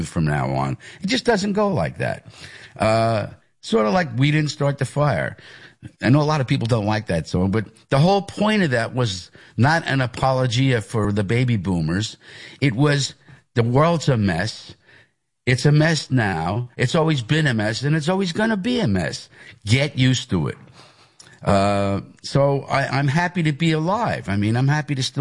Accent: Hicksville, New York, United States; I am from Hicksville. That's where I went to school. That was my home area

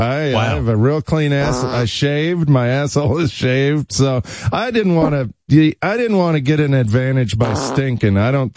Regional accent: Kansas, United States; I grew up fishing in Kansas

